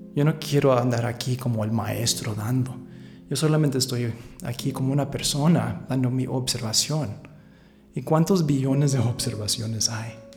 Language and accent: Spanish; San Francisco, California, United States; moved away as an adult; now in Aguascalientes, Mexico; yo pasé casi toda mi vida ahí en los Estados Unidos. Nací allá en San Francisco